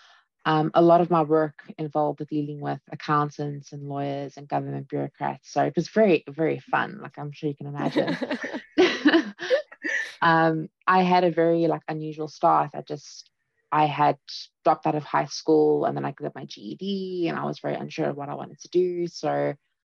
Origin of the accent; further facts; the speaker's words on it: South Africa; now in Ennis, Ireland; I'm currently living in Ennis, but I'm originally from South Africa